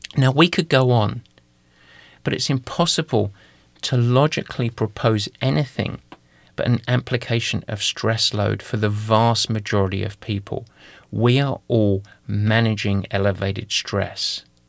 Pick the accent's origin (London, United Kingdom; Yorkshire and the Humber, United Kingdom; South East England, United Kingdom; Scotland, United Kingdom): London, United Kingdom; accent: East London (Cockney); moved away; I'm gonna go to my native tongue. I'm gonna go back to a little bit of East London for this